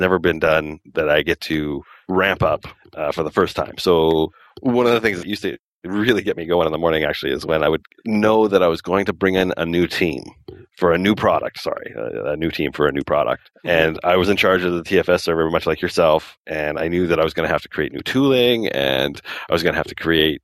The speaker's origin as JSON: {"language": "English", "town": "Calgary", "region": "Alberta", "country": "Canada", "tie": "born or raised there", "moved": "yes", "lives_now": "Lower Mainland, Canada", "said": "I was born in Calgary in Alberta"}